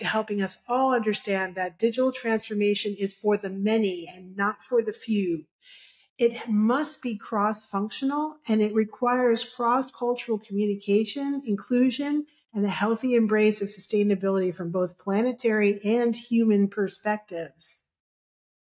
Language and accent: English; New York City, New York, United States; I am from Brooklyn originally. So I apologize for that slight inflection